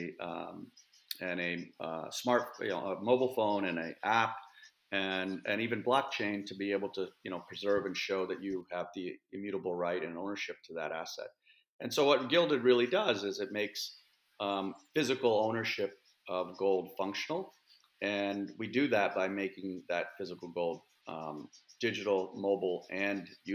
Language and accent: English; Iowa, United States; moved away as an adult; also born or lived in Moradabad, India / London, United Kingdom; I grew up in a small town in the Midwest in Iowa in the United States